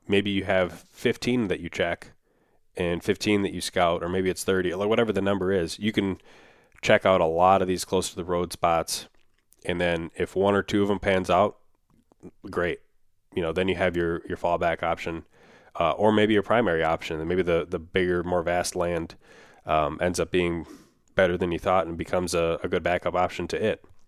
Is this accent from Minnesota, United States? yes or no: yes; Minnesota, United States; my home state of Minnesota